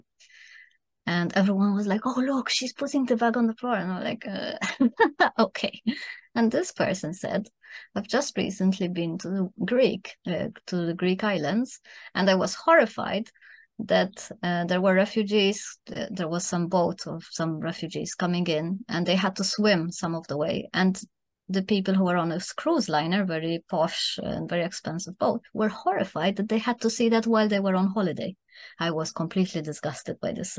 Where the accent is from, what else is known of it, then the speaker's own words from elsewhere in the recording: Malta; also born or lived in Germany; now in Spain; I'm originally from Malta